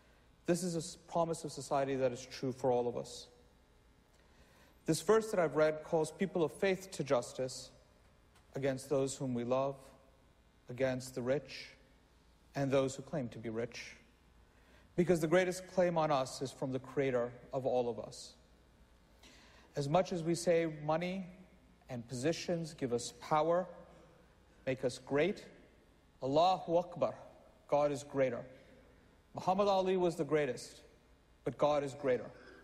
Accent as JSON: {"language": "English", "town": "New York City", "region": "New York", "country": "United States", "said": "as a Muslim, as a New Yorker, I am not an existential threat to my country"}